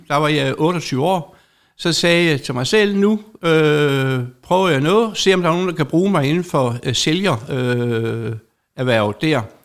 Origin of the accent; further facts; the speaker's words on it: Særslev, Southern Denmark, Denmark; jeg er bagersøn fra Serslev Bageri op på Nordfyn hvor at øh, mine forældre havde det